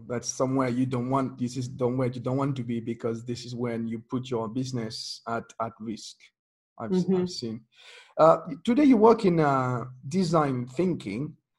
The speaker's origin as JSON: {"language": "English", "country": "France", "tie": "born there", "second_language": "English", "said": "I was born in France. I'm not a communist kid like you were."}